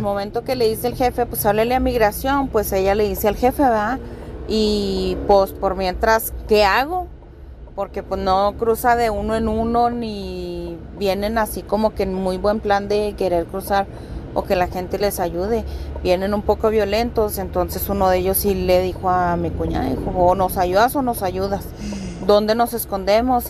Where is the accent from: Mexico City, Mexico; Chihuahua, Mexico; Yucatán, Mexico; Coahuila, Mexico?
Chihuahua, Mexico; Ciudad Juárez; moved away; also born or lived in El Paso, Texas; Yo soy originaria de Ciudad Juárez, viví muchos años en El Paso